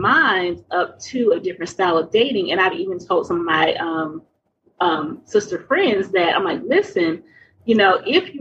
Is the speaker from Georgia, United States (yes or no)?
yes; Atlanta, Georgia, United States; I was raised in Atlanta, Southern, we're Baptist